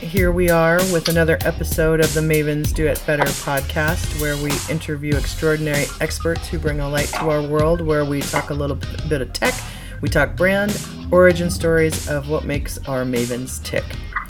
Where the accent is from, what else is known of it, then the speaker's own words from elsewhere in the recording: Midwest, United States; I'm from the Midwest as well, and a lot of my family went there, so go Boilermakers.